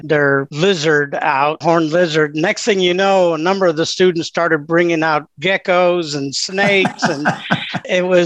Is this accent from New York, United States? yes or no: no; Illinois, United States; moved away as an adult; also born or lived in North Carolina / Tennessee; now in Indiana, United States; I grew up in Illinois